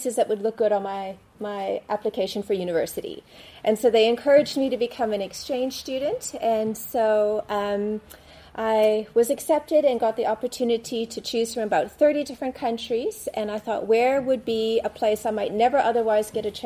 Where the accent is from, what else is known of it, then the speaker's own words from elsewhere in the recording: Canada; now in South Africa; I'm living in South Africa. I've been living there for the past 24 years now, but was born and raised in Canada